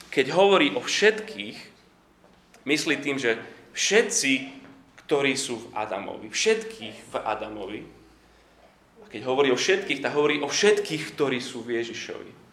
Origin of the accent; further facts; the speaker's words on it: Slovakia; som Slovák